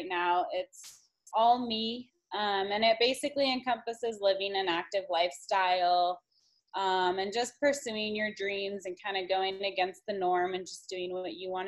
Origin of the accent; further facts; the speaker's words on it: Colorado, United States; I've always been really active and outdoorsy growing up in Colorado